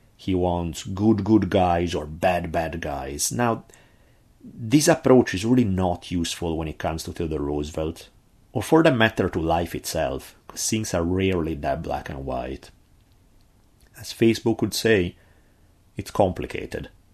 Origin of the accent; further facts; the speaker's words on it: Italy; accent: heavy Italian; my heavy Italian accent